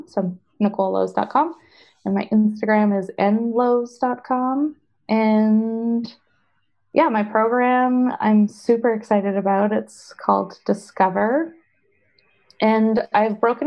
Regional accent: Canada; I am Canadian and I do everything in Canadian dollars

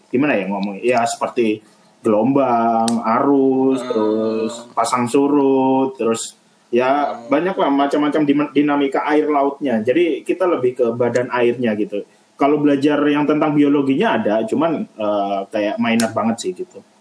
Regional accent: Java, Indonesia; Aku wong Jawa aslinya.

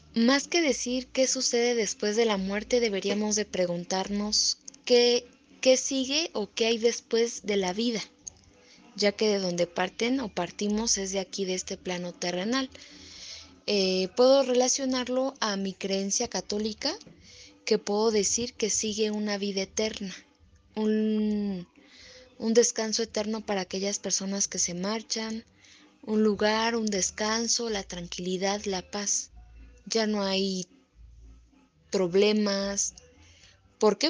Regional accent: Mexico; para nosotros como los mexicanos

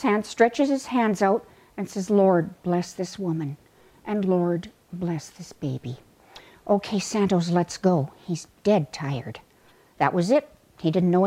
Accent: Sylvan Lake, Alberta, Canada; I was growing up in Sylvan Lake

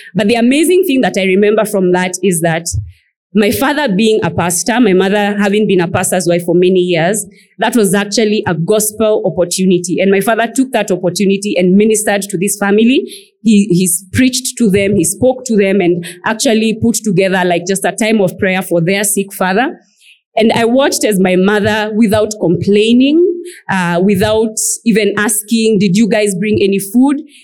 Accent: Nairobi, Kenya; also born or lived in Machakos, Kenya; growing up as an African child and a pastor's child for that matter growing up in Nairobi and in Machakos

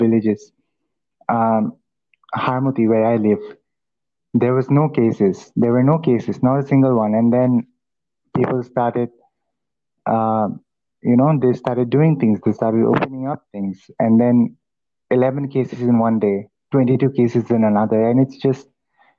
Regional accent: India; I'm from India

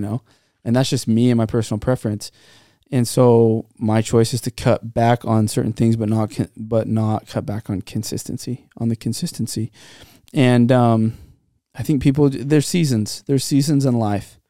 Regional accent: Santa Clara, California, United States; Growing up in Santa Clara

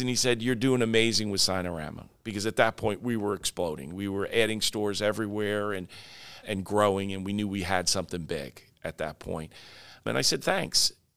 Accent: Oyster Bay, New York, United States; now in Florida, United States; I was in Long Island, in New York, um, in Oyster Bay, which is my hometown

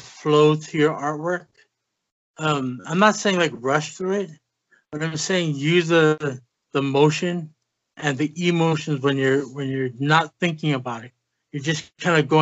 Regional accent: Hawaii, United States; moved away as an adult; now in Las Vegas, United States; I'm actually from Hawaii

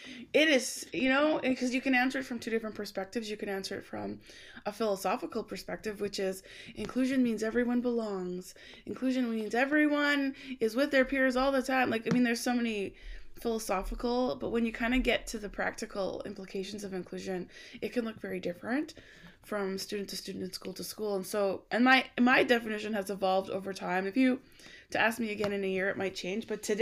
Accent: Alberta, Canada; So I grew up in Alberta, Canada

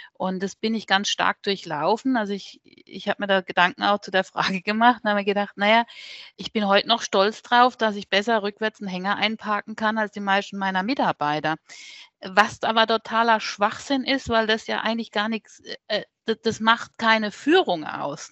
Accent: Neckarbischofsheim, Baden-Württemberg, Germany; Mosbach ist von meinem Heimatort hier nur 20 Minuten weg

